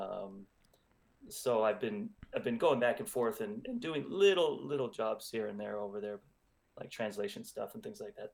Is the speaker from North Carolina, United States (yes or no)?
no; Los Angeles, California, United States; I'm from Los Angeles